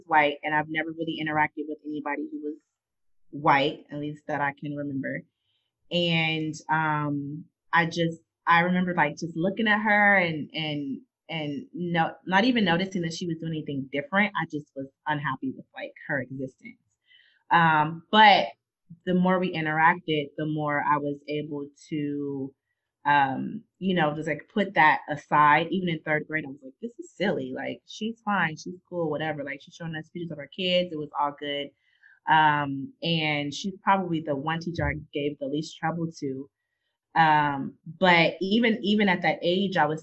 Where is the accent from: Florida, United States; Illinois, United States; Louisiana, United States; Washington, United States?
Illinois, United States; Chicago; Growing up in Chicago, growing up, I mean, I had literally, I was in majority Black schools